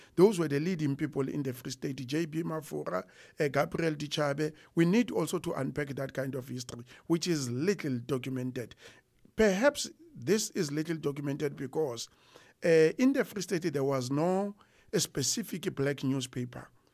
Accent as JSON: {"language": "English", "town": "Harrismith", "region": "Free State", "country": "South Africa", "tie": "born or raised there", "also_born_or_lived": "Pietermaritzburg / Warden", "said": "I grew up in Harrismith. I was born and bred in Harrismith, which is at the border of Natal and the Free State"}